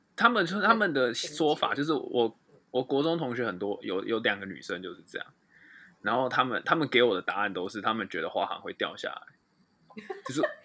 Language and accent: Chinese; Taiwan; 身为台湾人，遇到地震就是哦，好地震